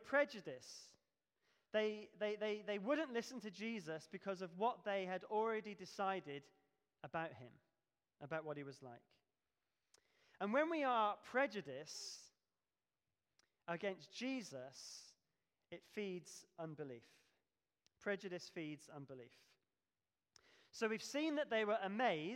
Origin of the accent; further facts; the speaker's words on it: Devon, South West England, United Kingdom; moved away as an adult; now in Pelsall, United Kingdom; we come from Devon, and we lived in a village